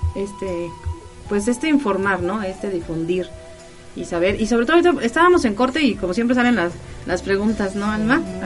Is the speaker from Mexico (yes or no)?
yes; Mexico